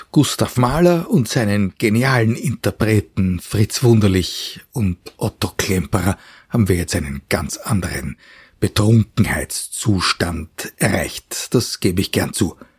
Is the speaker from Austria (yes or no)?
yes; Vienna, Austria; als Wiener und Kenner der heurigen Atmosphäre